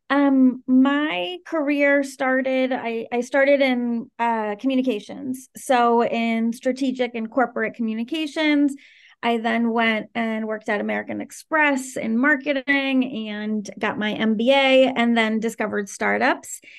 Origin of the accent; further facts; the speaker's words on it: Caracas, Capital District, Venezuela; also born or lived in Washington, D.C. / Maryland; I'm originally from Venezuela, and I I grew up between Venezuela and the D.C. area. So I spent truly 50% of my childhood in Caracas and 50% in the D.C. area